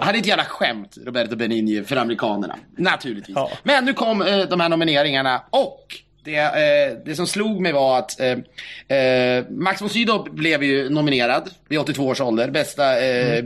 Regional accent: Sweden; Vi svenskar

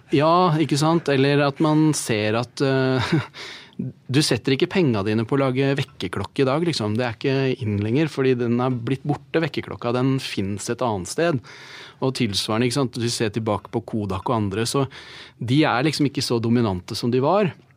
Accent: Norway; vi som nordmenn

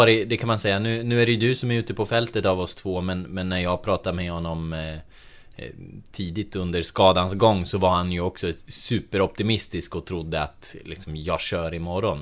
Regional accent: Delsbo, Gävleborg County, Sweden; I eh, Delsbo, eller ja, i Hälsingland överlag, eh, där jag kommer ifrån

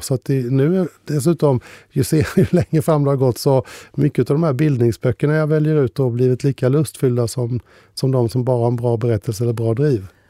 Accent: Ljuder parish, Kronoberg County, Sweden; Ljuder socken, det är min hemkommun, fast jag kommer andra änden. Så alla uttryck där om däka, lue etc. Det var en del av mitt språk

